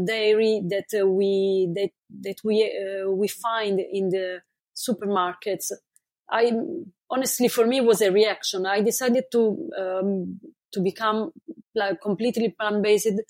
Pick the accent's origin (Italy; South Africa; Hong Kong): Italy; moved away as an adult; I moved from Italy almost 4 years ago. But basically, I spent most of my life in Italy